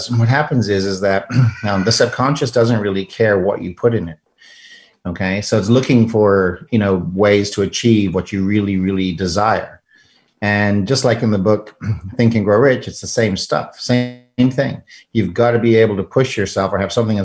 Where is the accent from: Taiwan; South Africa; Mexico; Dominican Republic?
South Africa; moved away as an adult; now in United States; I'm an immigrant from South Africa, immigrated here to the United States